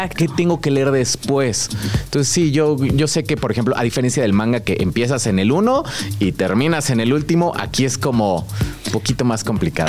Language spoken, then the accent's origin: Spanish; Querétaro, Mexico; also born or lived in San Miguel de Allende, Guanajuato; llevo viviendo en Querétaro, llevo como 18 años viviendo allá.